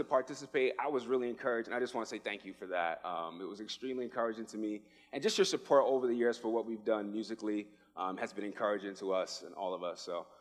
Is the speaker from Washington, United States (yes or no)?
no; New York City, New York, United States; moved away as an adult; now in Arizona, United States; I am originally from the Bronx, New York. I moved here.